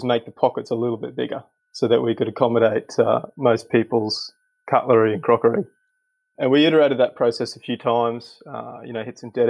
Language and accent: English; North Queensland, Australia; I grew up in North Queensland with two brothers